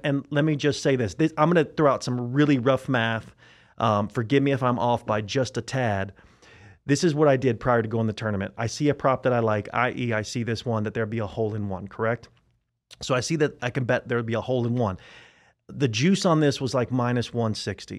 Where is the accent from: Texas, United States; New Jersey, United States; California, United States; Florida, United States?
Florida, United States; Tampa; I am from Tampa, Florida